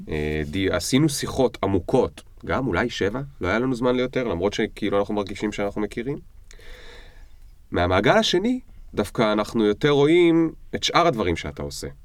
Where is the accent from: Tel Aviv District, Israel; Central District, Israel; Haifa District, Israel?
Central District, Israel; Rishon LeZion; איפה גדלת? זה היה בראשון. בראשון לציון. כן, okay. זה היה אוקיי. בנווה ים.